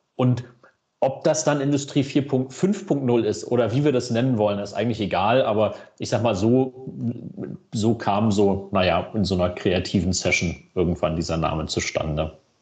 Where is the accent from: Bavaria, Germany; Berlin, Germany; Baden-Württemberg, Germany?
Berlin, Germany; ich als gebürtiger Berliner